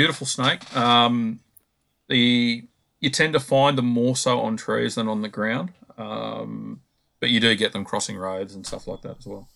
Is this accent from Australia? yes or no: yes; Victoria, Australia; I grew up in Victoria where the only snakes that I were catching were things like brown snakes and tiger snakes and copperheads